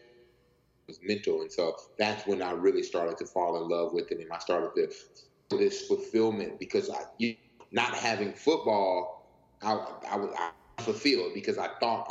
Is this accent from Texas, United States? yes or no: yes; Houston, Texas, United States; moved away as an adult; also born or lived in Santa Monica; I'm from Houston, Texas